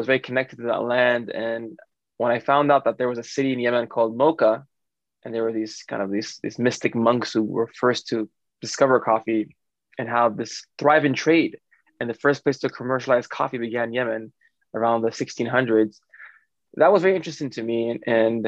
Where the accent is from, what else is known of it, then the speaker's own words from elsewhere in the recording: New York City, New York, United States; I grew up in Brooklyn where my dad had a bodega